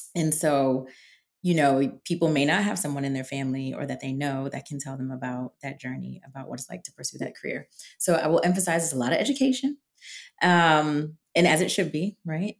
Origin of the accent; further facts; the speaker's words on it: New England, United States; now in Washington, DC, United States; I'm from New England.